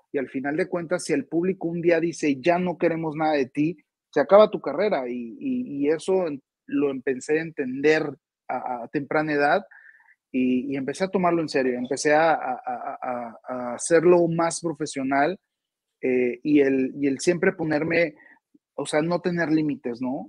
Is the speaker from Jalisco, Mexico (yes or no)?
no; Hermosillo, Sonora, Mexico; Hermosillo, Sonora, de donde soy originario